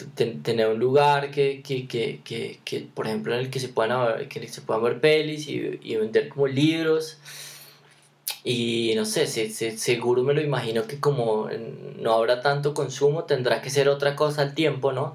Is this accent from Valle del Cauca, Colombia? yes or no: no; Bogotá, Colombia; nosotros los dos somos de, de Engativá